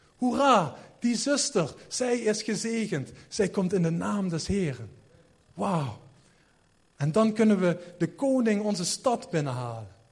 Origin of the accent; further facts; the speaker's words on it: Sittard, Limburg, Netherlands; ik kom uit Sittard